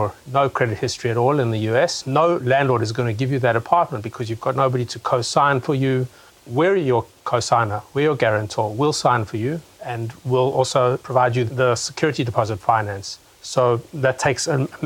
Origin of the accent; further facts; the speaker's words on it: South Africa; moved away as an adult; now in Israel; I'm originally from South Africa. I came to Israel about 8 years ago